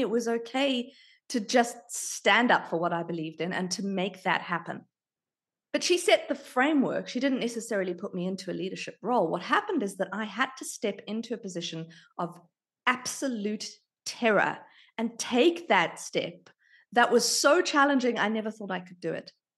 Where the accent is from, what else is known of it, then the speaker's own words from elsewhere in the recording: South Africa; also born or lived in United Kingdom; now in Australia; I was born in South Africa. I lived in the U K for thirteen years